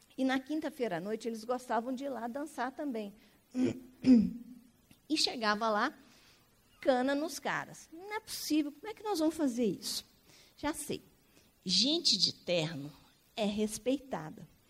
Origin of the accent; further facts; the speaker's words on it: Belo Horizonte, Minas Gerais, Brazil; nós somos mineiros